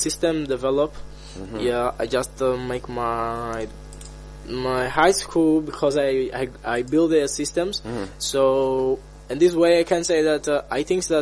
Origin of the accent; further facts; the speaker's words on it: Angola; from Angola